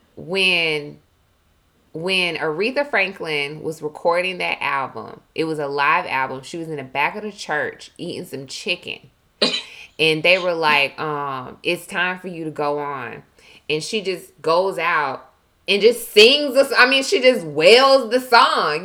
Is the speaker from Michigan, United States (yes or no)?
no; Milledgeville, Georgia, United States; accent: Southern twang; moved away; I'm from Georgia. I'm from the South